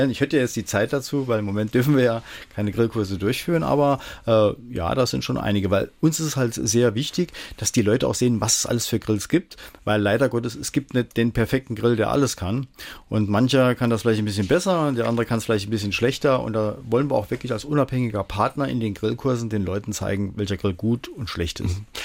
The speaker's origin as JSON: {"language": "German", "town": "Homburg", "region": "Saarland", "country": "Germany", "tie": "born there", "said": "Ich bin ja in Homburg geboren und da habe ich natürlich auch mal einen riesen Heuhaufen angesteckt."}